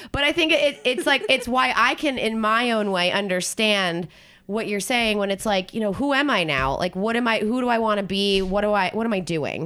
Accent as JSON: {"language": "English", "town": "Philadelphia", "region": "Pennsylvania", "country": "United States", "tie": "born or raised there", "also_born_or_lived": "New Jersey / South Carolina", "moved": "yes", "said": "I grew up in New Jersey and Philadelphia area"}